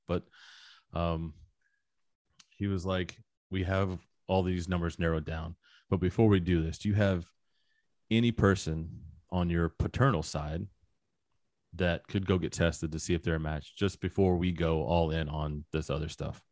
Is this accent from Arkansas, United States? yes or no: yes; Little Rock, Arkansas, United States; In Arkansas. I'm from Little Rock, Arkansas